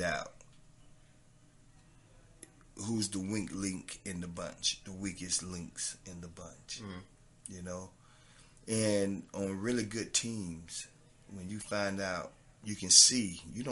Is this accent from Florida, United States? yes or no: yes; Treasure Coast, Florida, United States; accent: southern; representing my hometown, representing the tri-state, you know, the Treasure Coast, I mean, representing the state of Florida